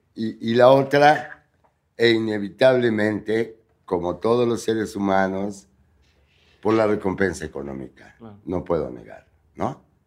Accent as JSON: {"language": "Spanish", "region": "Puebla", "country": "Mexico", "tie": "born or raised there", "moved": "yes", "said": "nací en Puebla"}